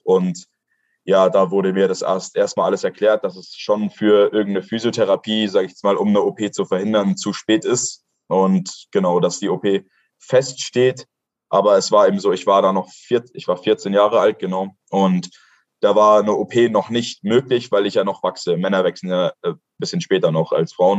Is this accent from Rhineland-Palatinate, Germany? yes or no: no; Kochel am See, Bavaria, Germany; ich komme aus Kochel am See. Das ist ein süßes kleines Dorf in Bayern.